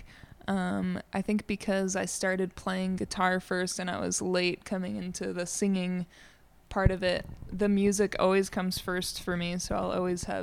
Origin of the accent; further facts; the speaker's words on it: Ruidoso, New Mexico, United States; I grew up in Ruidoso, so I'm definitely from the area.